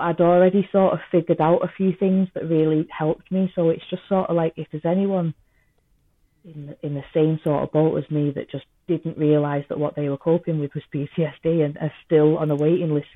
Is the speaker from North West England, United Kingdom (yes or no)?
yes; Liverpool / Manchester, North West England, United Kingdom; accent: half Scouse and half Manchester; my accent's a big mixture anyway. It's half Scouse and half Manchester